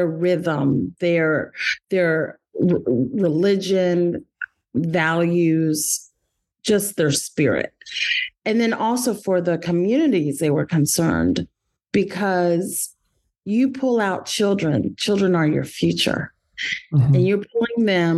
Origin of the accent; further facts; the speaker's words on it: Washington, District of Columbia, United States; I was raised in the Washington, D.C. Community